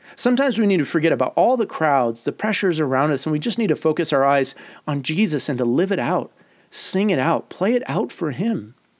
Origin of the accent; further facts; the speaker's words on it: Detroit, Michigan, United States; moved away; also born or lived in Chicago; my years growing up in Detroit